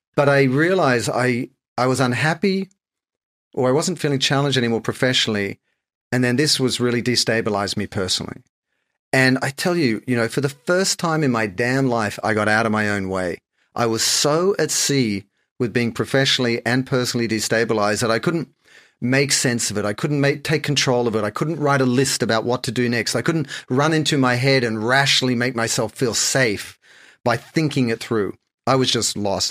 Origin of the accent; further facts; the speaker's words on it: Sydney, New South Wales, Australia; moved away as an adult; also born or lived in Japan / France / London; I'm like any other Aussie. I grew up in Sydney, spent a lot of time on the beaches